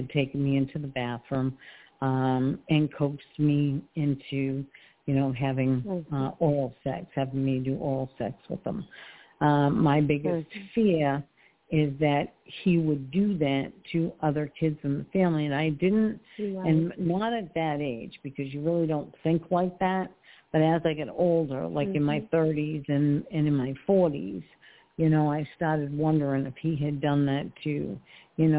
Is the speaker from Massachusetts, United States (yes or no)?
yes; Massachusetts, United States; moved away as an adult; now in Port Richey, United States; So I actually moved down to Florida. I'm originally from Massachusetts